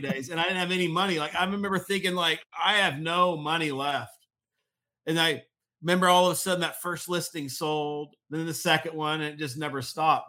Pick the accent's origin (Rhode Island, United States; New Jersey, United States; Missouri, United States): Missouri, United States; moved away as an adult; move back to my hometown of Missouri